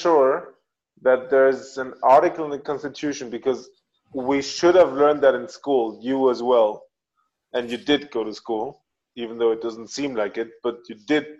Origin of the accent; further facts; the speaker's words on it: Mexico; first language Spanish and German; English is a second language; moved away; my first languages are Spanish and German. And then came French, English, and Italian.